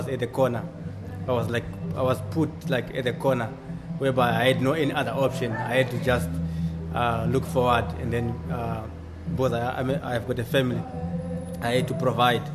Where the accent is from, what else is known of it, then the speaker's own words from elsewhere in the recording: Zimbabwe; now in Cape Town, South Africa; I am originally from Zimbabwe, living in Cape Town